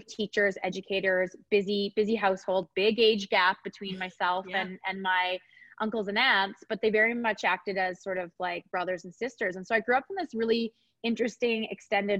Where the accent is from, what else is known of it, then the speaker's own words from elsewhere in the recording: Edmonton, Alberta, Canada; now in Calgary, Canada; I was raised in Edmonton